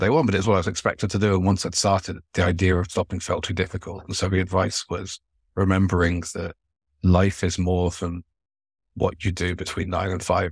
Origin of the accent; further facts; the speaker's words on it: Devon, South West England, United Kingdom; I grew up in Devon, going to steam railways